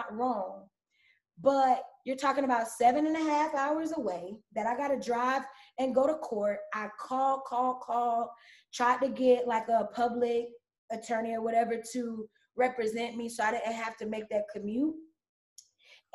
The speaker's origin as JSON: {"language": "English", "town": "Rockledge", "region": "Florida", "country": "United States", "said": "I'm from Brevard County. You know, I'm from Florida"}